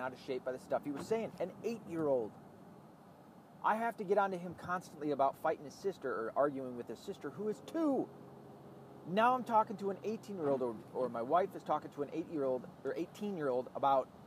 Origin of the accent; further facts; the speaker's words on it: the South, United States; I'm from the South